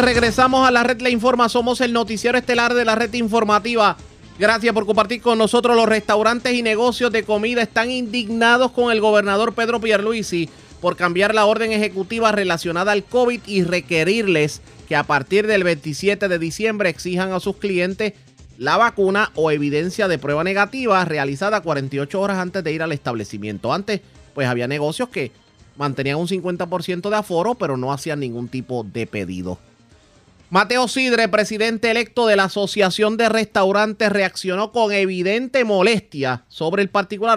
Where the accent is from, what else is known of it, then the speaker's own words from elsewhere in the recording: Puerto Rico; como puertorriqueños